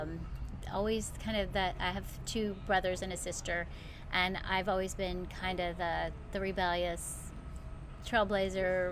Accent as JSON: {"language": "English", "town": "Somerset", "region": "Kentucky", "country": "United States", "tie": "born or raised there", "also_born_or_lived": "Ohio", "said": "I grew up in Kentucky, Somerset. I was born in Ohio, but I spent most of my life in Kentucky. So a true Southern girl"}